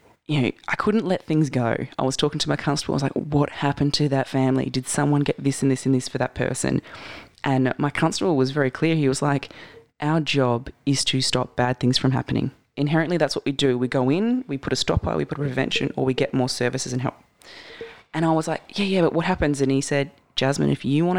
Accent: Mandurah, Western Australia, Australia; I was from Kudnup

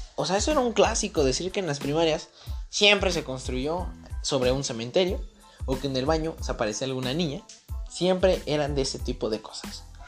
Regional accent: Irapuato, Guanajuato, Mexico; yo soy mexicano, soy de Irapuato, Guanajuato

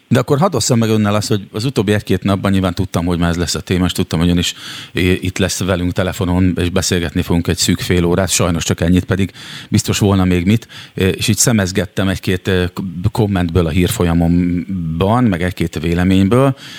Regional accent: Szeged, Csongrád-Csanád, Hungary; now in Budapest, Hungary; mert szegedi vagyok, de most éppen ott lakom

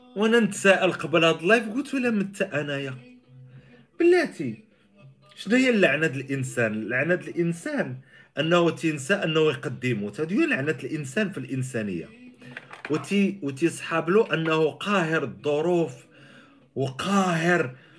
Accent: Morocco; عندنا في المغرب

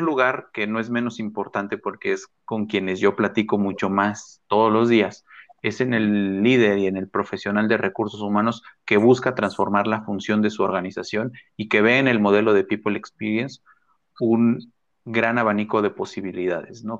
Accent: Mexico; que tenemos ahora en México como mexicanos

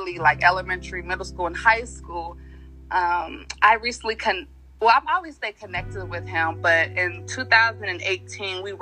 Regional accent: Cincinnati, Ohio, United States; moved away as an adult; now in Atlanta, United States; I was born and raised in Cincinnati, Ohio

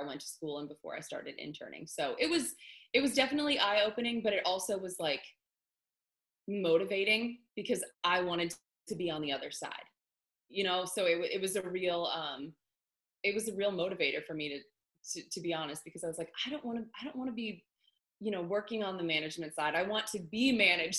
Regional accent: Pittsburgh, Pennsylvania, United States; moved away as an adult; now in Nashville, United States; I am originally from Pittsburgh, Pennsylvania

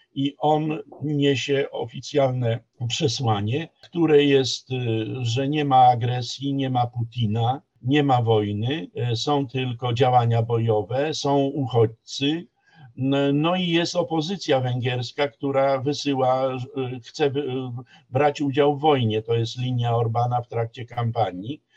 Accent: Poland

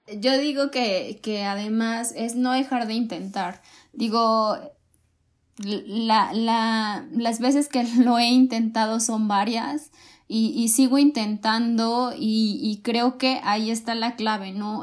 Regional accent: Coatzacoalcos, Veracruz, Mexico; moved away; yo soy de Cuatza

